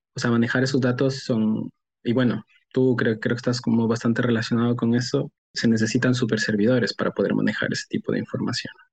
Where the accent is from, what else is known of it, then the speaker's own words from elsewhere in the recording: Ecuador; also born or lived in Australia; yo soy un economista ecuatoriano eh, estudié economía en una universidad en Ecuador